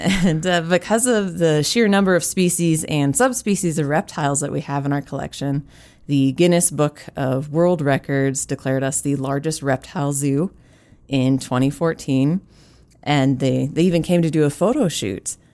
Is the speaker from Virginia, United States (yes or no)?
no; California, United States; now in South Dakota, United States; as a Californian